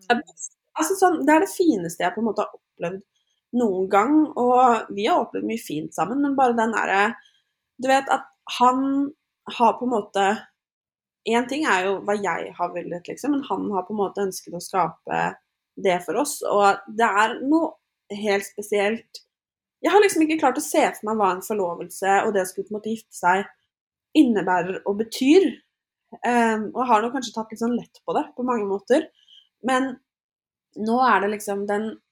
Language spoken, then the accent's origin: Norwegian; Norway; now in United States; så flytta vi jo inn i ny leilighet hjemme i Norge